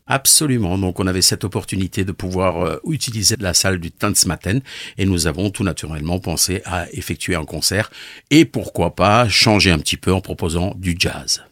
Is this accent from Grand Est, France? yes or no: yes; Sélestat, Grand Est, France; chez nous à Célesta